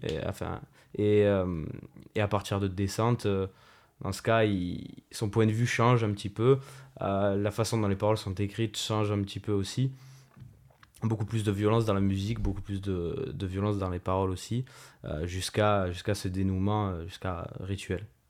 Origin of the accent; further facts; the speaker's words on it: Marseille, Provence-Alpes-Côte d'Azur, France; now in Toulon, France; je viens, de, je de Marseille à la base et maintenant, maintenant je suis toulonnais